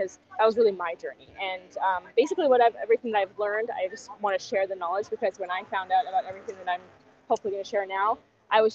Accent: Germany; also born or lived in Canada; now in Peru; I'm originally from Germany, but I actually lived in Canada for almost 20 years.

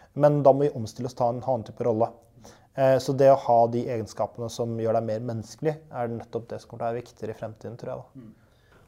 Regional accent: Halden, Østfold, Norway; moved away as an adult; now in Oslo, Norway; jeg er eh, en haldenser. Eh, født og oppvokst i Halden

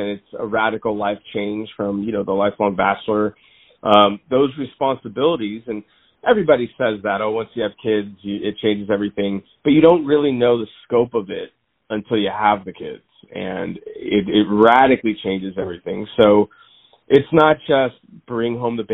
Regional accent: Claremont, California, United States; also born or lived in Covina; at 1 year old, I moved to Claremont, which is where I grew up and was raised. And I currently live there now

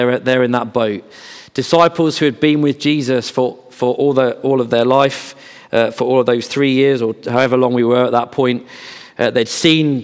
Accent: Bedford, East of England, United Kingdom; I grew up in Bedford, so John Bunyan's land.

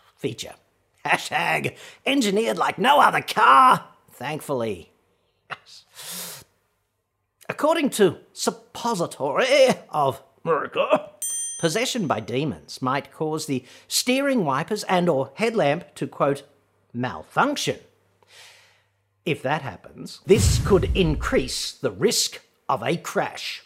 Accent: Australia; accent: Australian; my atrocious Australian accent

